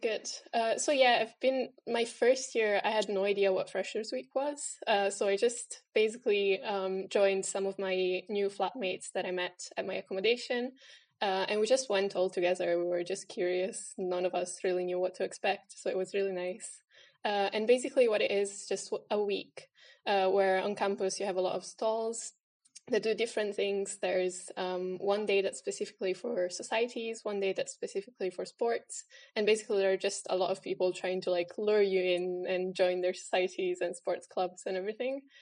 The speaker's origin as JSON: {"language": "English", "country": "Italy", "moved": "as an adult", "lives_now": "Aberdeen, United Kingdom", "said": "I'm originally from Italy. I've been in Aberdeen for four years now."}